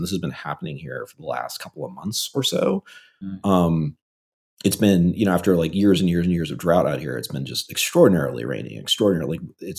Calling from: San Francisco, California, United States; I am calling from San Francisco, California.

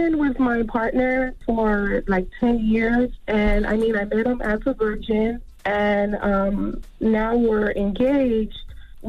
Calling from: Miami, Florida, United States; Hello, hi. I'm calling from Miami.

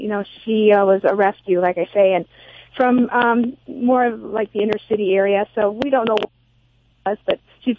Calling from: Ann Arbor, Michigan, United States; I'm calling from Ann Arbor, Michigan.

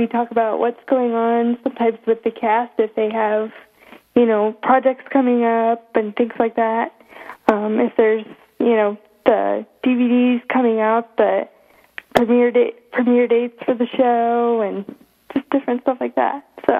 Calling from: Pella, Iowa, United States; I'm calling in from Pella, Iowa.

